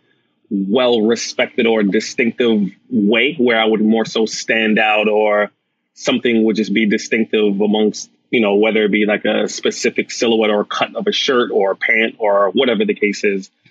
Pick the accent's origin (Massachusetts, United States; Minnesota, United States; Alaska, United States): Massachusetts, United States; Boston; also born or lived in Atlanta, Georgia / Jamaica; I was raised in Boston and Atlanta